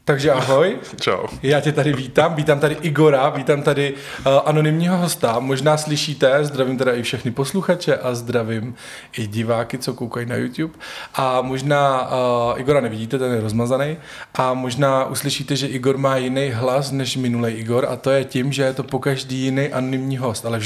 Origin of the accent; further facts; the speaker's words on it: eastern Bohemia, Czechia; moved away as an adult; now in Prague, Czechia; Žiju v Praze už 8 let, ale původem jsem z venkova, z východních Čech.